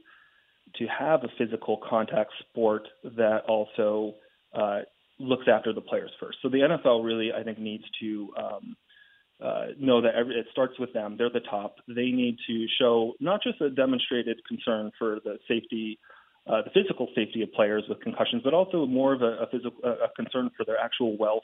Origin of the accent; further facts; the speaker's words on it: Northeast, United States; I'm from the Northeast